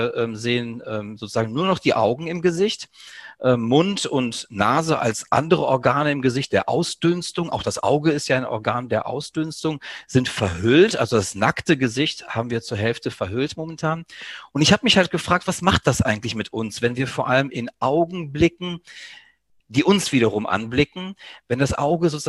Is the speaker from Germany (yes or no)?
no; Greece; German is a second language; Mir als ja, Südeuropäer, als Grieche ist das nicht ganz unbekannt. Ähm, ich kann aus eigener Erfahrung erzählen, dass ich sozusagen ähm, in Griechenland im Dorf meiner Mutter beispielsweise als Kind